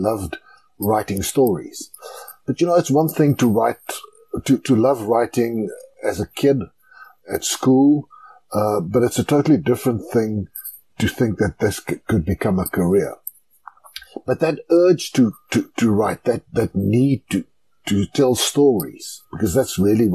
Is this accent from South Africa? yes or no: yes; Klerksdorp, North West, South Africa; I grew up in Klerksdorp in the Northwest Province.